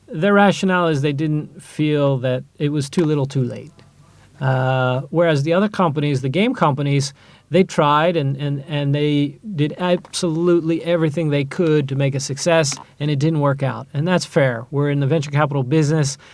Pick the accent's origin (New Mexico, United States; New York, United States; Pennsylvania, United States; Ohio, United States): Ohio, United States; moved away as an adult; now in Israel; I grew up in Ohio in a small town